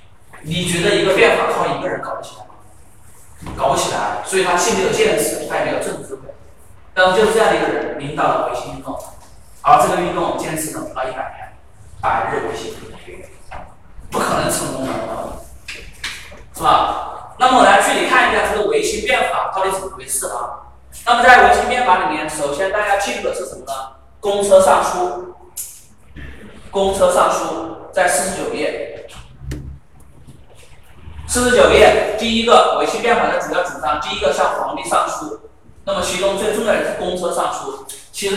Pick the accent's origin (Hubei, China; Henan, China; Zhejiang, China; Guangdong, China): Guangdong, China; 然后就出现了我们广东人。